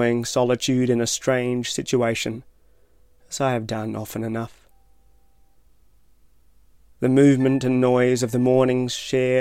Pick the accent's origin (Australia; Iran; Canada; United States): Australia; Tasmania; I am from Tasmania.